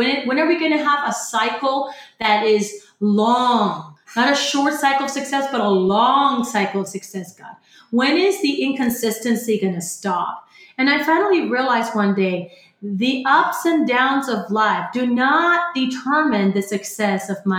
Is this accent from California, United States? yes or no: no; Florida, United States; moved away as an adult; now in San Antonio, United States; 12 years in business in a new city called San Antonio. I came from Florida.